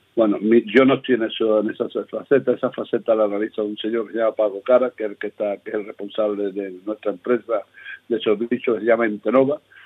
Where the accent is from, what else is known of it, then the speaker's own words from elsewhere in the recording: Seville, Andalusia, Spain; accent: sevillano; moved away as an adult; also born or lived in Almería; now in El Ejido, Spain; yo me crié allí